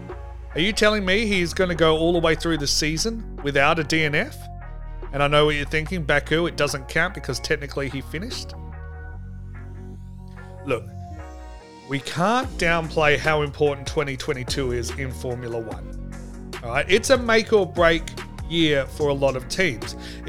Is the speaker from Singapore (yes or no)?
no; Australia; I'm a huge Mark Webber fan. All right, I'm Australian. We have to. It's the law.